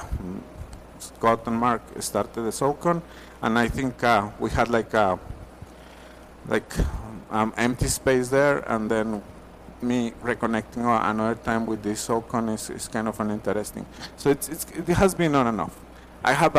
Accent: Torreón, Coahuila, Mexico; moved away as an adult; now in United States; I grew up in Mexico, a city called Torreon. It's in the north, Coahuila

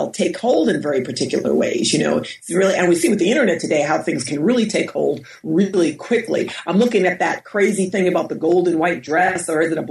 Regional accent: Westchester County, New York, United States; now in Berkeley, United States; I grew up in New York and we're about 30 minutes outside of the city in Westchester County. My parents come from Floyd uh, County in Virginia and they grew up, you know, poor black folks like a lot of people did um, during the 30s, 40s, and 50s.

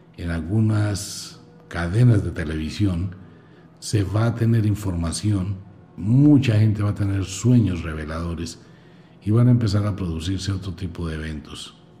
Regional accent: Colombia

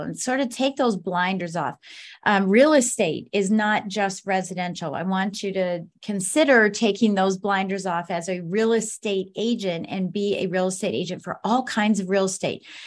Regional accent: Colorado Springs, Colorado, United States; moved away; I'm originally from Colorado Springs, Colorado

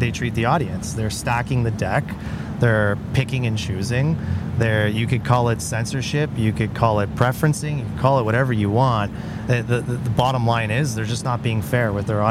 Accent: Canada; I'm a Canadian guy

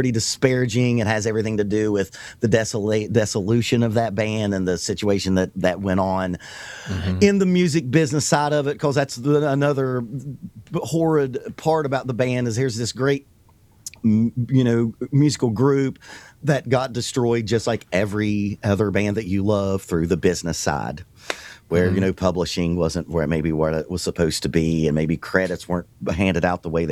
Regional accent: the South, United States; I'm a drummer and I'm from the South

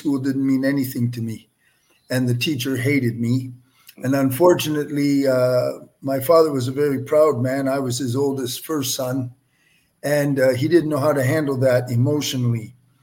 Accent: Windsor, Ontario, Canada; I'm a Canadian, born and raised in Windsor, Ontario.

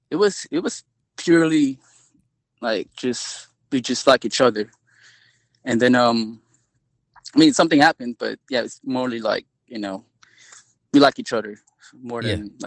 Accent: Philippines; now in United States; I grew up in the Philippines.

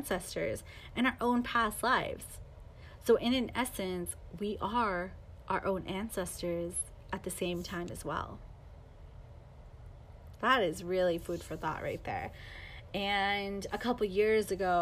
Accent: Los Angeles, California, United States; also born or lived in Chino Hills, California; So I grew up in Los Angeles.

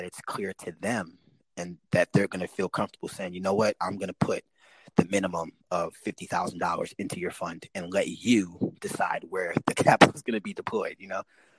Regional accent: St. Louis and Chicago, Midwest, United States; growing up in the Midwest, I grew up between St. Louis and Chicago

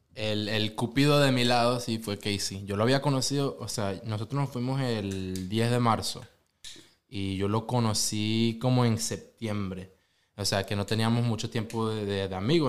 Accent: Venezuela; now in Oklahoma City, United States; de Venezuela

